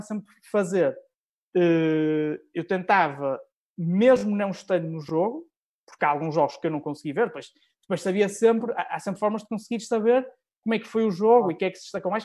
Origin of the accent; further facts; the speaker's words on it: Norte, Portugal; Sou, sou nortenho, muito, muito nortenho